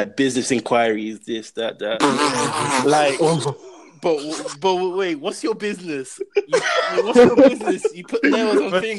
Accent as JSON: {"language": "English", "region": "London", "country": "United Kingdom", "accent": "British", "moved": "as an adult", "lives_now": "Texas, United States"}